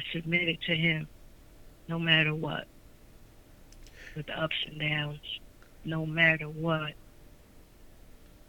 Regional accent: Sicklerville, New Jersey, United States; also born or lived in Atlantic City, New Jersey; I was born and raised in Atlantic City. I grew up in Sicklerville. I am now in Atlantic City

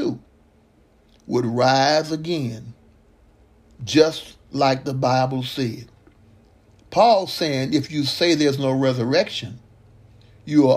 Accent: Mississippi, United States; growing up in Mississippi

